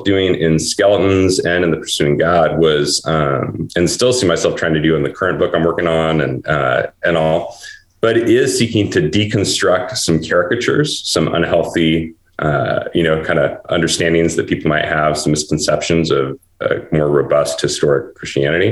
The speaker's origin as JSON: {"language": "English", "town": "Portland", "country": "United States", "tie": "born or raised there", "said": "my hometown, Portland, 40 years where I grew up"}